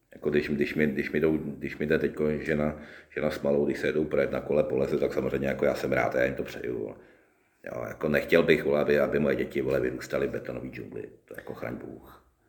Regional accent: Roudnice nad Labem, Ústí nad Labem Region, Czechia; also born or lived in Boušovice; jsem jako malý vyrůstal, vyrůstal, vyrůstal v Roudnici

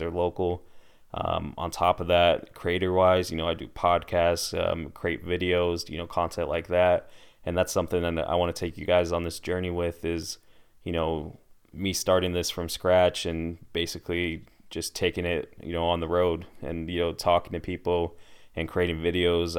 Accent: Des Moines, Iowa, United States; I'm from here. I'm from Des Moines, Iowa.

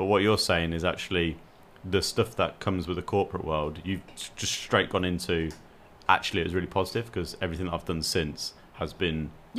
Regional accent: United Kingdom; We're British.

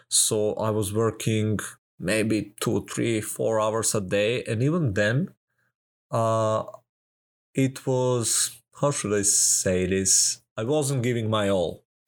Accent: Serbia; I'm from Serbia

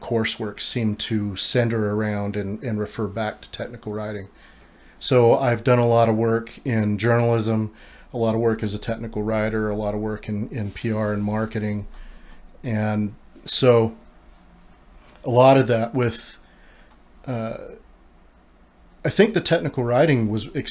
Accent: Utah, United States; I'm born and raised in Utah

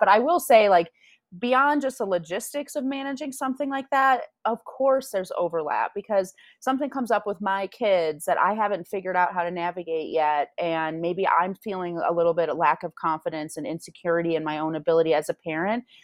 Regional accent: Grand Rapids, Michigan, United States; also born or lived in Spain; now in Denver, United States; I'm from Grand Rapids

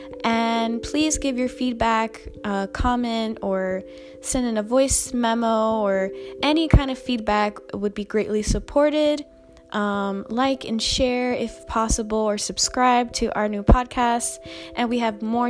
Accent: New York City, New York, United States; growing up in New York City

